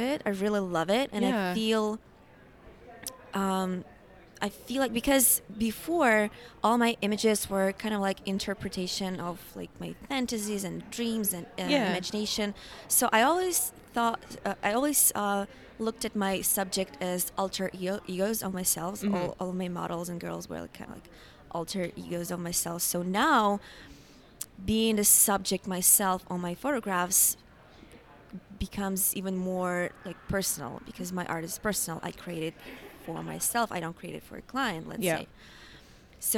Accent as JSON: {"language": "English", "country": "Ukraine", "moved": "as an adult", "lives_now": "New York City, United States", "said": "Originally, I'm from Ukraine, but for the last 5 years, I've been living in New York."}